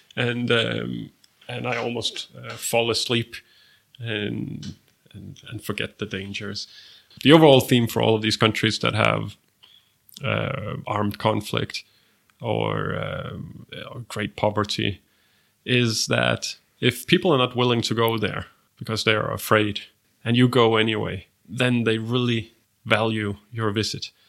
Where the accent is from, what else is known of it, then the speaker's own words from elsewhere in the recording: Denmark; my home country, Denmark